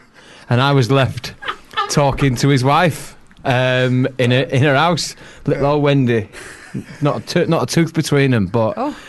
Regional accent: England, United Kingdom; Being an Englishman working in the northern easterly part of Aberdeenshire

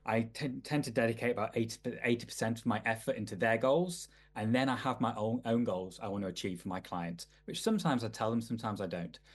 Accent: Manchester, North West England, United Kingdom; I grew up in I grew up in Manchester in the nineties, or eighties and nineties

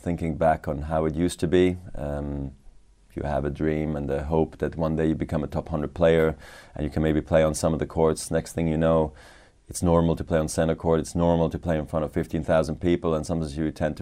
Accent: Basel, Basel-Stadt, Switzerland; born or raised there

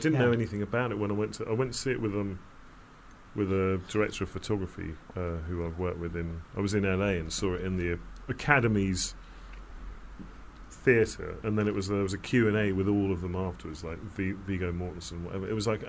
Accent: London, United Kingdom; In London.

